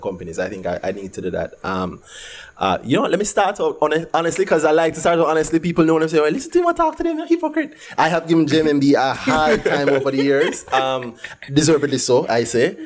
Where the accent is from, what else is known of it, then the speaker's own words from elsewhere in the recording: Jamaica; We're from Jamaica